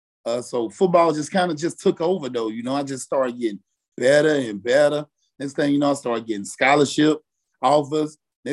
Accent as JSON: {"language": "English", "region": "Mississippi", "country": "United States", "said": "I'm originally from Mississippi."}